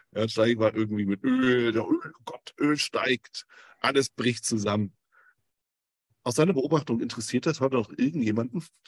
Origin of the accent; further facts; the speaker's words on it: Germany; ich bin aus Deutschland